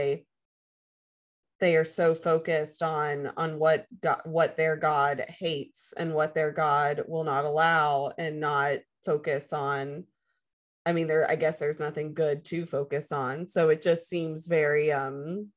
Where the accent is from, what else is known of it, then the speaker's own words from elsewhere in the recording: the Bible Belt, United States; I grew up in the Bible Belt